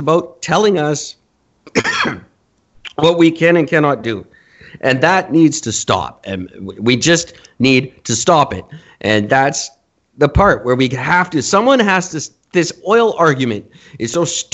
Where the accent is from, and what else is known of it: Canada